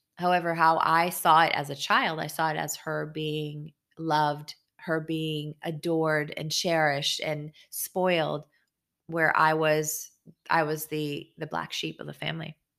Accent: Israel; I was born in Israel

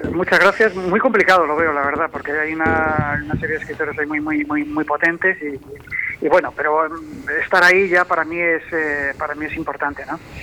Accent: Valladolid, Castile and León, Spain; now in Madrid, Spain

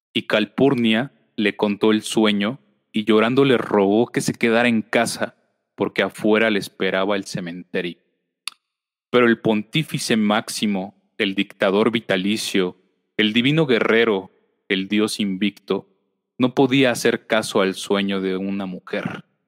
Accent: Mexico; lo que vivimos constantemente como sociedad mexicana

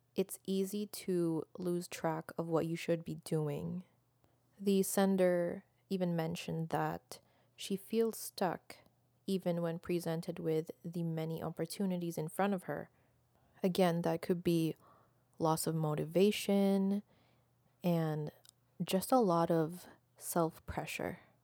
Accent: Philippines; moved away as an adult; now in Canada; I am Filipino, born and raised in the Philippines, and I just moved to Canada a little less than a decade ago

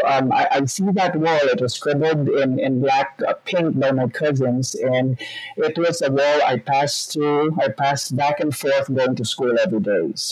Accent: Bacolod, Western Visayas, Philippines; now in Texas, United States; I grew up in the Philippines. So I grew up in Bacolod City, Philippines

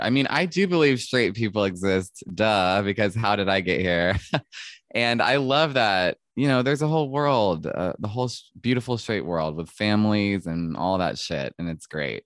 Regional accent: Mableton, Georgia, United States; I grew up in Mableton, Georgia, which is a suburb

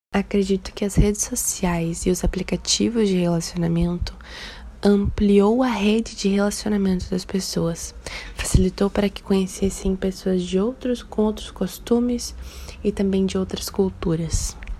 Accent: Balneário Camboriú, Santa Catarina, Brazil; eu sou de Balneário Camboriú, sou psicóloga

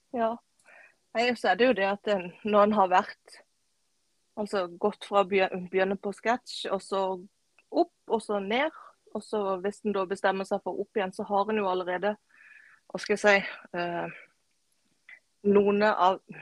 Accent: Kristiansand, Agder, Norway; Jeg er fra ei lita øy utenfor Kristiansand som heter Flekkerøya.

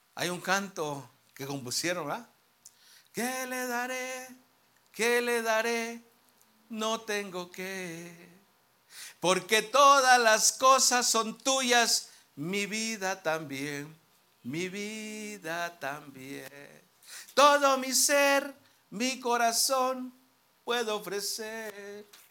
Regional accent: Mexico; nosotros los mexicanos

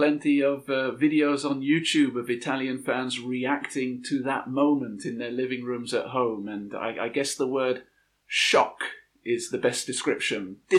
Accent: England, United Kingdom; as an Englishman

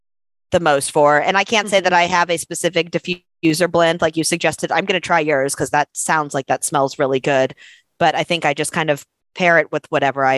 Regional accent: South Florida, United States; now in Austin, United States; I'm from South Florida. I grew up on the beach. I live in Austin, Texas now, and I am landlocked hours from any sort mm-hmm. of beach. I'm used to it now. I've been here for a long time.

